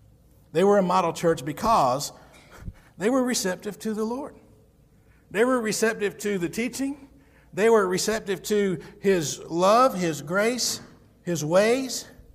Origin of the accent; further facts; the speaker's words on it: United States; I'm an American just because God allowed me to be born here.